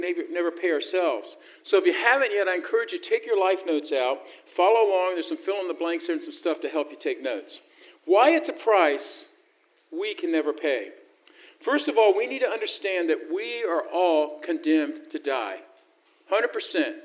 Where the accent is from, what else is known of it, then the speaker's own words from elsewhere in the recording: the South, United States; I was raised in the South.